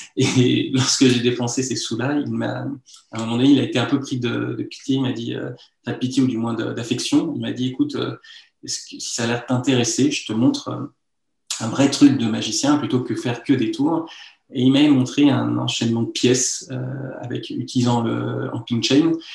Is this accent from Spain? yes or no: no; Lyon, Auvergne-Rhône-Alpes, France; also born or lived in Rouen; je suis né à Lyon, j'ai grandi à Lyon